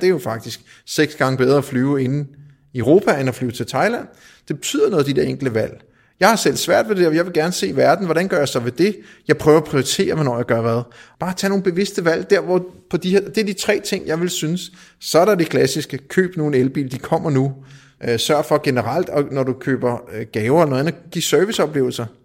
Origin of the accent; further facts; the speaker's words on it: Denmark; Som dansker